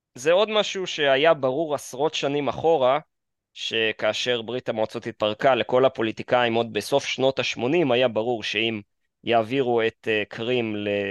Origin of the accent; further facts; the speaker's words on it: Kyiv, Ukraine; now in Israel; נולדתי בעיר קייב